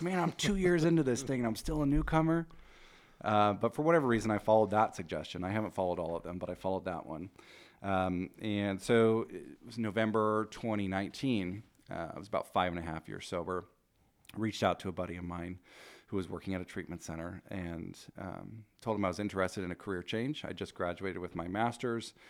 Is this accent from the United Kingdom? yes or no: no; Rogue Valley, Oregon, United States; moved away as an adult; also born or lived in Portland, Oregon; now in Spokane, United States; I grew up in the Rogue Valley. I spent my twenties in Portland.